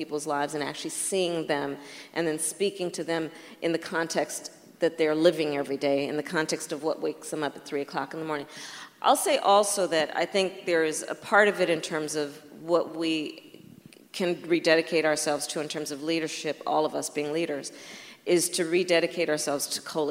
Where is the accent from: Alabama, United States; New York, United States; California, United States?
California, United States; San Francisco; my hometown San Francisco folks